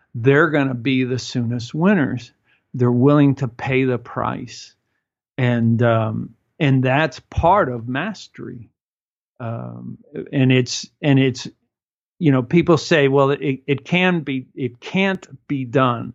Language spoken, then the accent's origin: English; Cuba; moved away; I come from Cuba, and in Cuba, we stand very close to each other